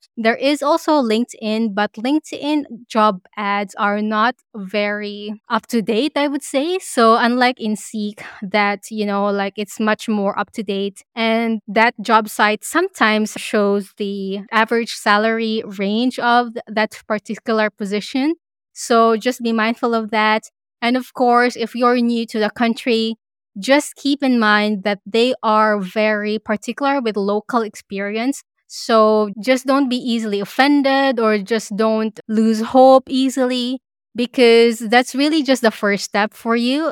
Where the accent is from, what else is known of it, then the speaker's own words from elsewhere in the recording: Philippines; now in Australia; as a Filipino immigrant